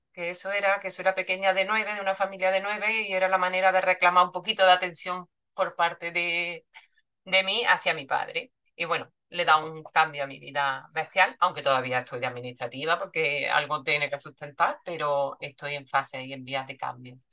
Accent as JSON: {"language": "Spanish", "town": "Córdoba", "region": "Andalusia", "country": "Spain", "tie": "born or raised there", "said": "soy de Córdoba, vivo en Córdoba, nacida en Córdoba y trabajo en Córdoba"}